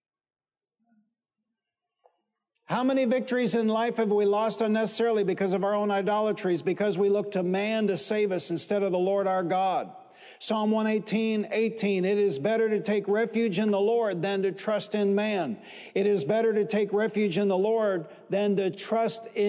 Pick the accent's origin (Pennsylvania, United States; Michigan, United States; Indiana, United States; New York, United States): Michigan, United States; Detroit; I'm from Detroit